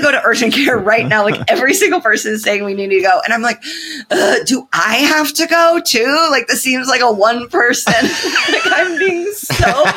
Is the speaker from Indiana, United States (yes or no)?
yes; Indiana, United States; I'm from Indiana.